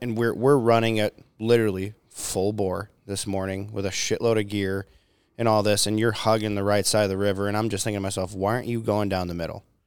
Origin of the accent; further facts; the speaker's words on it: Minnesota, United States; I'm Minnesotan